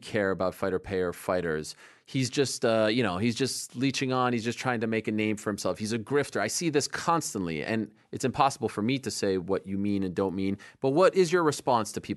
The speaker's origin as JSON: {"language": "English", "region": "Quebec", "country": "Canada", "said": "I speak French. I'm from French-speaking Quebec"}